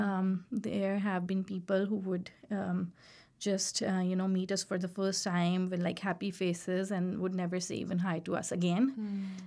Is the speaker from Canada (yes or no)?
no; Pakistan; moved away as an adult; also born or lived in Carbondale, Illinois; now in Iowa, United States; we are from Pakistan